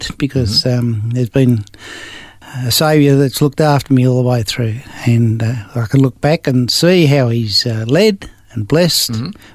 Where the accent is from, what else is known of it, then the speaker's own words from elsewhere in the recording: Sydney, New South Wales, Australia; I was born in Sydney. Grew up on a farm with my parents